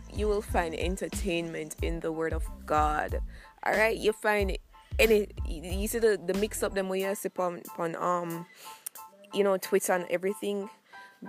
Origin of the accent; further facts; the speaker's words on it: Jamaica; I'm from Jamaica.